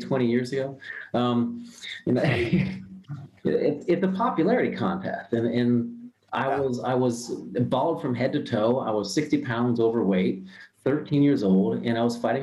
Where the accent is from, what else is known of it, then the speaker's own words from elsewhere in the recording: Ohio, United States; I'm born and raised in Ohio. I was a normal Midwest guy